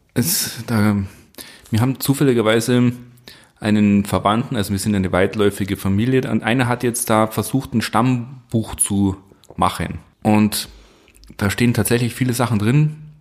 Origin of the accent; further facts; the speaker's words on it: Southern Germany, Germany; hier im Süden. Also da, da gibt es ja so, so, so, so, so Unterschiede. Aber wir bezeichnen uns halt als Schreiner, nicht als Tischler.